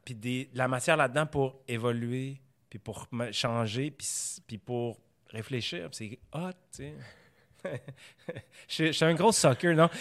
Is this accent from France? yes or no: no; Quebec, Canada; On est québécois.